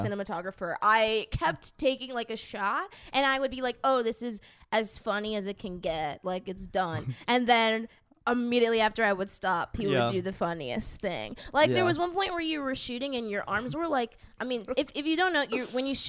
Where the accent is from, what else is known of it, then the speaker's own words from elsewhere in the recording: Boston, Massachusetts, United States; I'm from Boston